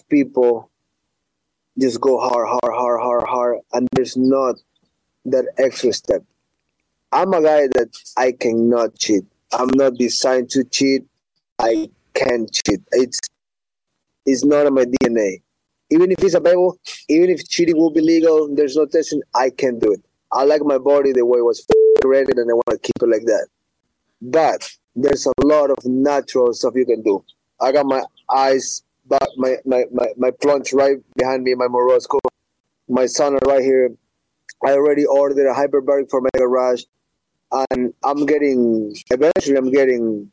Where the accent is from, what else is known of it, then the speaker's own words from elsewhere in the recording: Ecuador; moved away; I'm from Ecuador